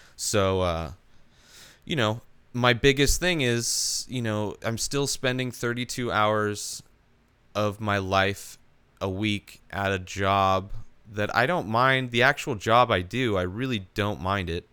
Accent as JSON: {"language": "English", "town": "Palm Springs", "region": "California", "country": "United States", "tie": "born or raised there", "also_born_or_lived": "Idaho", "moved": "as an adult", "lives_now": "San Diego, United States", "said": "I grew up in the Palm Springs area, the Coachella Valley. Born in Idaho, moved to the Coachella Valley when I was three years old"}